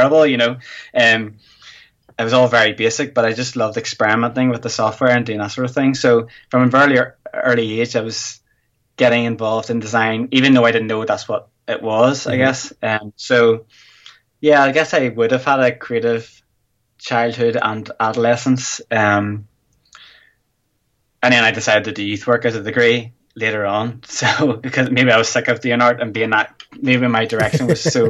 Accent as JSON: {"language": "English", "region": "Northern Ireland", "country": "United Kingdom", "said": "I'm from Northern Ireland in the UK."}